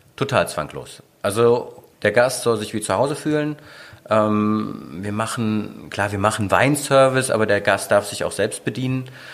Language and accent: German; Mönchengladbach, North Rhine-Westphalia, Germany; moved away as an adult; also born or lived in Aachen / Düsseldorf; now in Sylt, Germany; gebürtiger Aachener, aufgewachsen bin ich aber eigentlich in Mönchengladbach, dann nach Düsseldorf gekommen